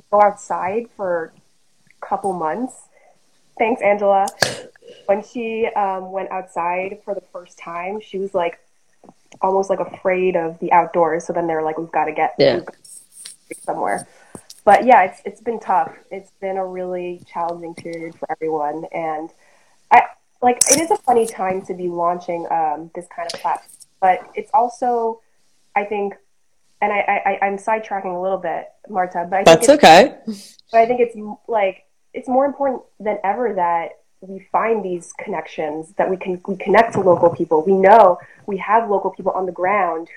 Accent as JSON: {"language": "English", "region": "New York", "country": "United States", "tie": "born or raised there", "said": "my mom grew up in New York and I grew up in New York and I'm in a suburb"}